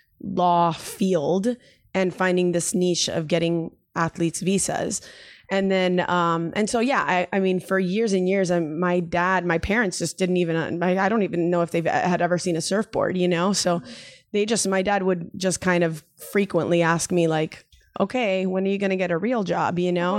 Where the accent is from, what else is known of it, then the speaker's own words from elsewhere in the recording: Miami, Florida, United States; moved away as an adult; now in San Diego, United States; I'm a female from Miami. There's not really a lot of waves there.